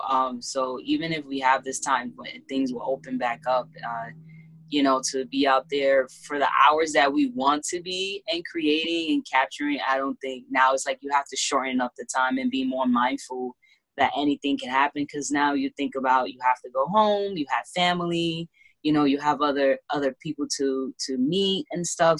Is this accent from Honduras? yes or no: yes; Honduras; now in Bronx, United States; which I am from Honduras